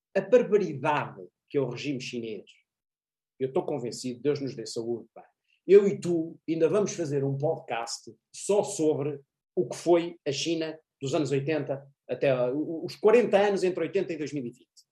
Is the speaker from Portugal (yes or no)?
yes; Portugal; nós portugueses